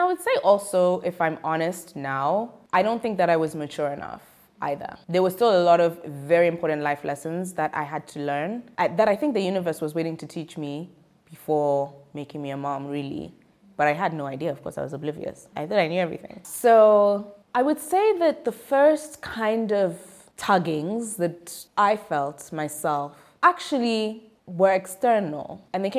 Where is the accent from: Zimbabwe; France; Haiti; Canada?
Zimbabwe; I'm from Zimbabwe.